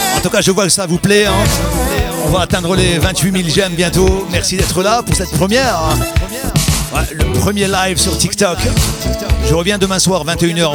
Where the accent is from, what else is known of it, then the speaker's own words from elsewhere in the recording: the Nord, Hauts-de-France, France; ici dans le Nord, parce que maintenant je suis du Nord, hein. ah, je suis revenu à la base.